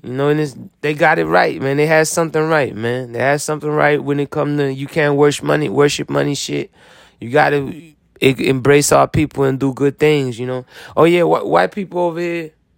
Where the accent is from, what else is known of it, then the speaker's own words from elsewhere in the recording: Florida, United States; I'm come from Florida